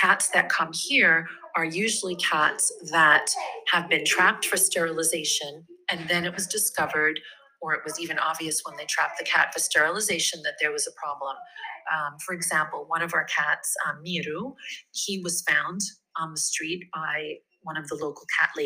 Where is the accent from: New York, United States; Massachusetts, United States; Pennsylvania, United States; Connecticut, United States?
New York, United States; moved away as an adult; now in Rome, Italy; I'm originally from New York, uh-huh. and I've made my home here